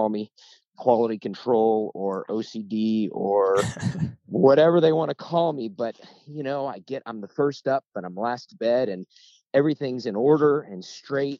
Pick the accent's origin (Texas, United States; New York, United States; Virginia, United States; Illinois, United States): Illinois, United States; Springfield; moved away as an adult; also born or lived in Colorado; now in Florida, United States; Born and raised in Springfield, Illinois